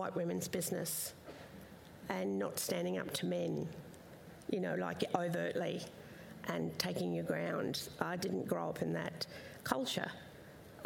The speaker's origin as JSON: {"language": "English", "area": "Minjerribah", "region": "Queensland", "country": "Australia", "tie": "born or raised there", "said": "my primary area of where I grew up was on Manjeroba, Stradbroke"}